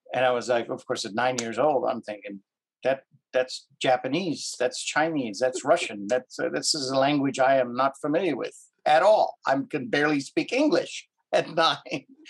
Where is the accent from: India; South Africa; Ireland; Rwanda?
South Africa; Cape Town, Western Cape; also born or lived in Canada; now in United States; I'm originally from Cape Town, South Africa. I've been in the United States for 30, oh gosh, 37 years now.